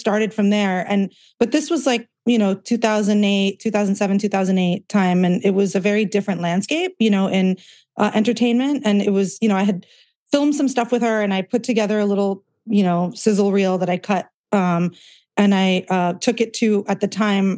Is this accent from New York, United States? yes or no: no; Southern California, United States; also born or lived in India; I was born in Southern California and pretty much raised here